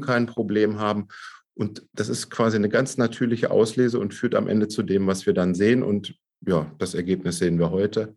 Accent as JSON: {"language": "German", "town": "Braunschweig", "region": "Lower Saxony", "country": "Germany", "tie": "born or raised there", "said": "in Braunschweig, bei mir in meiner Heimatstadt, da bin ich auch geboren"}